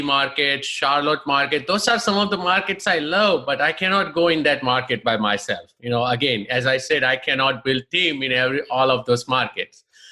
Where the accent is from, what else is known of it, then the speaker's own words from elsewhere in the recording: India; moved away as an adult; now in United States; I'm basically from India